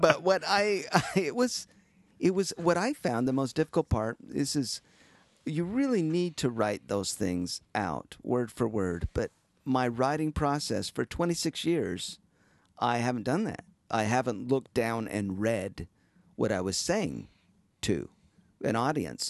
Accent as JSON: {"language": "English", "region": "Utah", "country": "United States", "said": "I'm from Utah"}